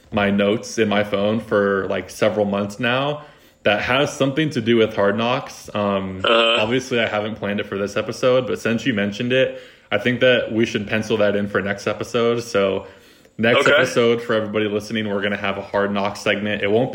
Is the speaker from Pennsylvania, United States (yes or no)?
no; Bay Area, California, United States; I'm from the Bay Area.